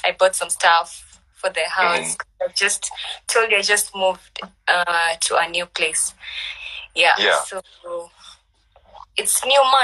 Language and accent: English; Mombasa, Mombasa County, Kenya; moved away; also born or lived in Nairobi; I'm from Mombasa, born and mm-hmm. raised, but mm-hmm. I have grown in Nairobi 10 to 15 years